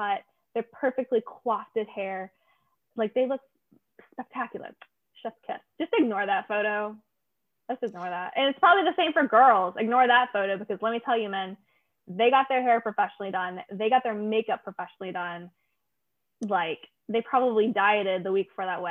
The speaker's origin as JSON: {"language": "English", "region": "Alabama", "country": "United States", "tie": "born or raised there", "said": "I grew up in Alabama"}